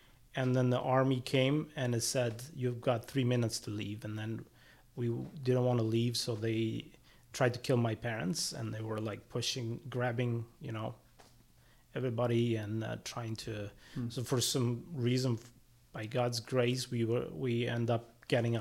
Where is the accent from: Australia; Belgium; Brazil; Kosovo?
Kosovo; moved away; also born or lived in Germany; I was born and raised in Kosovo